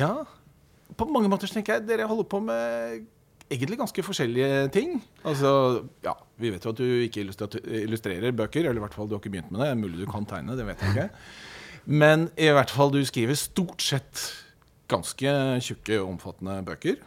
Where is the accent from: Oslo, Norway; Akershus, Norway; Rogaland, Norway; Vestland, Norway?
Oslo, Norway; vi er begge fra Grorud.